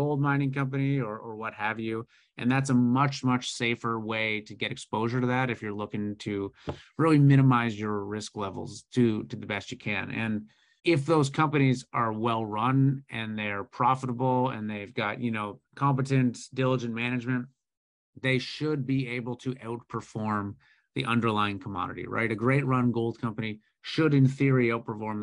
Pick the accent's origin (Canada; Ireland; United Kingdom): Canada; as a Canadian